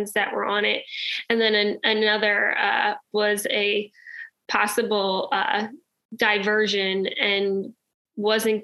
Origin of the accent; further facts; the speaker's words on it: New Jersey, United States; I am from New Jersey